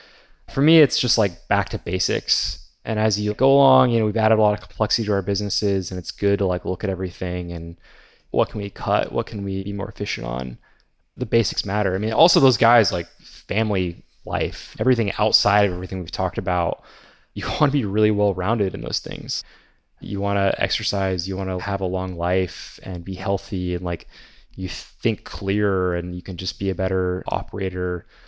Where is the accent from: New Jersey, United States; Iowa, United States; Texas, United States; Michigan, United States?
Texas, United States; I live in Texas, but there's this area about 3 hours away called Broken Bow. And growing up in Texas, I thought everything was flat here for the next like 8 hours